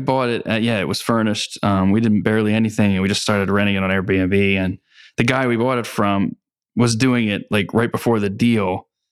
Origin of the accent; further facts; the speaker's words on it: Pennsylvania, United States; also born or lived in Philadelphia; I grew up in Pennsylvania, and I went to school in Philly